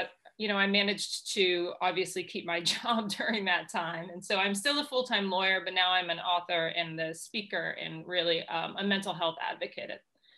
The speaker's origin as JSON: {"language": "English", "region": "Massachusetts", "country": "United States", "tie": "born or raised there", "said": "No, I grew up here. I was born just outside of Boston."}